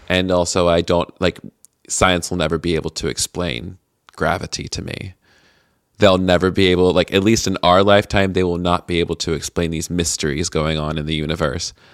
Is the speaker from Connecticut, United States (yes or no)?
no; Tennessee, United States; moved away; I'm from Tennessee originally